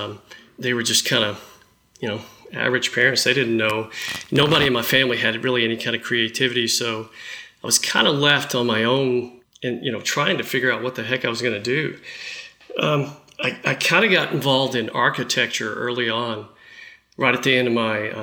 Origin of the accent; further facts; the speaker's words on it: Dallas, Texas, United States; growing up in Dallas